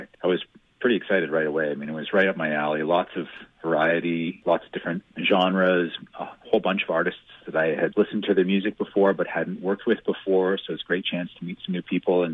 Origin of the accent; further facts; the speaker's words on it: Edmonton, Alberta, Canada; also born or lived in Banff; now in Calgary, Canada; as a kid growing up in Edmonton